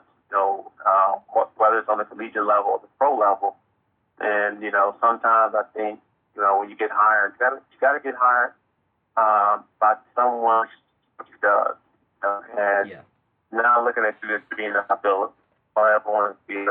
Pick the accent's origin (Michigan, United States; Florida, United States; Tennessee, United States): Tennessee, United States; my life story growing up around the Tennessee